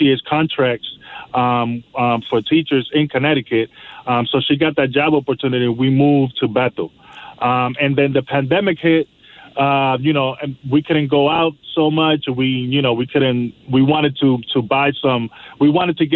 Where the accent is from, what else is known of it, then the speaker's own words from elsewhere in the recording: Dominican Republic; now in New York City, United States; I'm from New York City. I'm an immigrant from the Dominican Republic